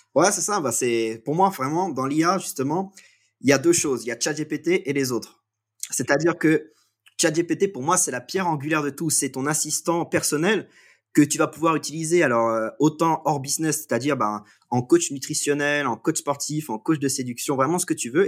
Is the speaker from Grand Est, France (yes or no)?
no; Guingamp, Brittany, France; je suis euh, français, breton même. je vis en fait je viens de, de Guingamp qui est une ville de, 7000 habitants